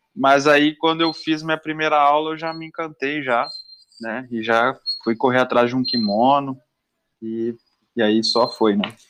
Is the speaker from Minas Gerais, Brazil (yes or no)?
yes; Belo Horizonte, Minas Gerais, Brazil; moved away; also born or lived in Sete Lagoas; sou natural de Belo Horizonte, mas morei muito tempo em Sete Lagoas